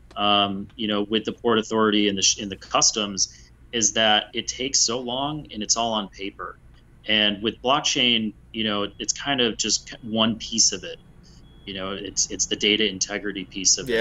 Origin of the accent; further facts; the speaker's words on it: United States; I'm an American